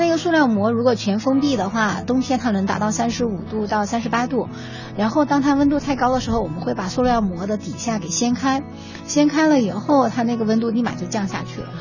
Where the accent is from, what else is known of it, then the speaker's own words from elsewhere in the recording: Hunan, China; now in Beijing, China; 我是湖南人